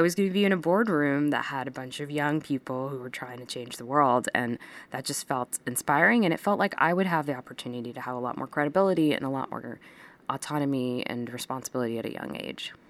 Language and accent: English; Texas, United States; moved away; also born or lived in India; growing up in that town